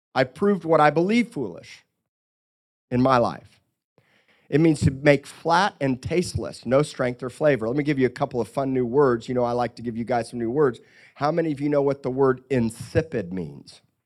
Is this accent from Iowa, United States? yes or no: no; Miami, Florida, United States; Growing up by the ocean and growing up in Miami and here